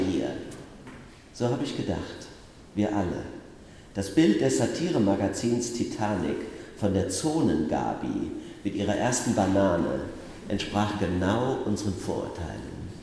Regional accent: Bacharach, Rhineland-Palatinate, Germany; moved away; also born or lived in Mainz; habe aber noch in Bacharach gewohnt, in meinem Heimatort.

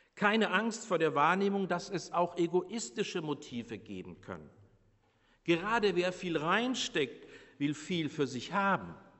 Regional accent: Bavaria, Germany; moved away; ich als Bayer

